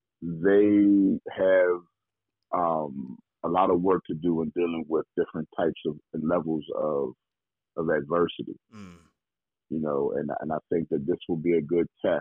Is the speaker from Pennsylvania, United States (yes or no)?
yes; Pittsburgh, Pennsylvania, United States; growing up in Pittsburgh